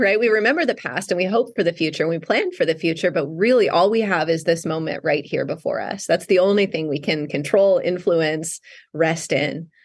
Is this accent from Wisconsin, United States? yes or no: yes; North Woods of Wisconsin, United States; moved away as an adult; now in Southern California, United States; I grew up in the North Woods of Wisconsin